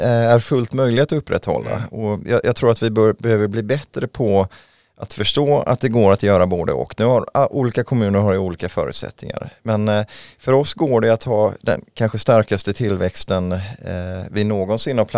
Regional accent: Mölndal, Västra Götaland, Sweden; now in Huddinge, Sweden; Nej, jag flyttade från västkusten, från Mölndal utanför Göteborg, 1999, mm.

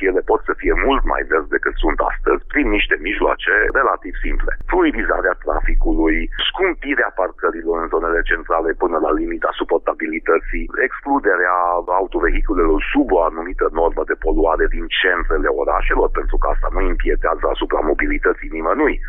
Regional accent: Hunedoara, Hunedoara County, Romania; Eu m-am născut și trăiesc în Hunedoara

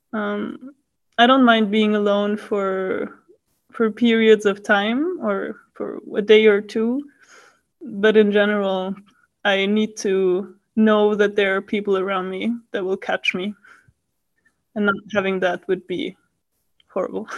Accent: Vienna, Austria; moved away as an adult; now in Paris, France; I'm from Austria, from Vienna, and I'm currently in Paris studying digital science

